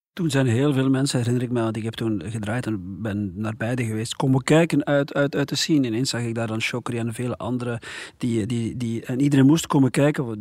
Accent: Dendermonde area, Flanders, Belgium; ik ben zelf uit de Dendermondse

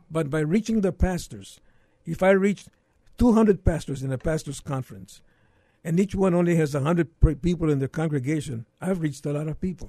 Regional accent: McAllen, Texas, United States; moved away as an adult; now in San Antonio, United States; I was born in McAllen many years ago

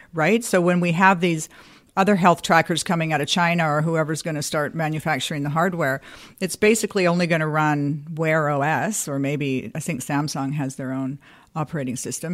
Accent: Canada; as a Canadian

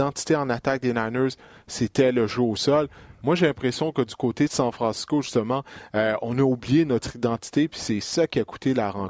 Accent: Quebec, Canada; on est tous des Québécois ici

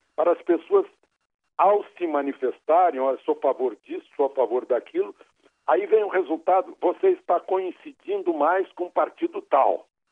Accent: Rio Grande do Sul, Brazil; now in Brasília, Brazil; eu como gaúcho

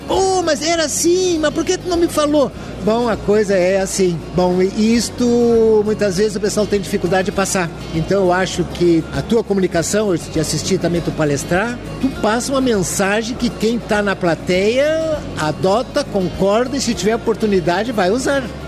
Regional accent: Brazil; Nós, como brasileiros

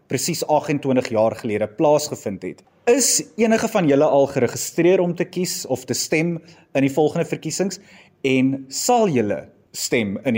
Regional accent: South Africa

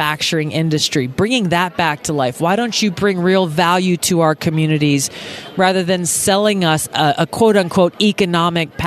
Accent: Hawaii, United States; We have a huge homeless problem in my home state of Hawaii.

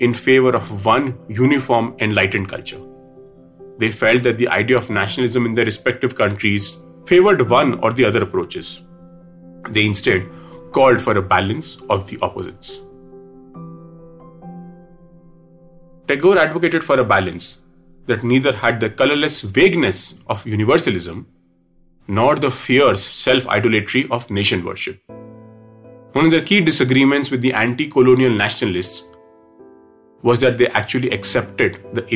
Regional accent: India; as an Indian

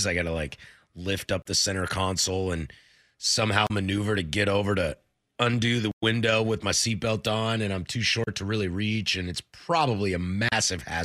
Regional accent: the Northwest, Pacific Northwest, United States; I'm born and raised in the Northwest

